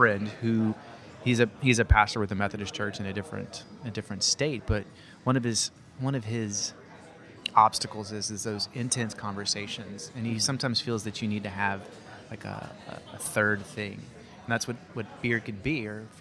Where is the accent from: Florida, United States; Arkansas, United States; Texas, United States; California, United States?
Arkansas, United States; as Arkansans